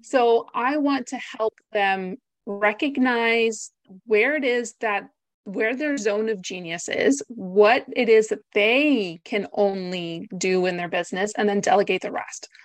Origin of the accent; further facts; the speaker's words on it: United States; moved away as an adult; also born or lived in Greece; now in Essex, United Kingdom; I am not British, as you can probably tell from my accent. I am Greek American, and I moved to the U K about six years ago.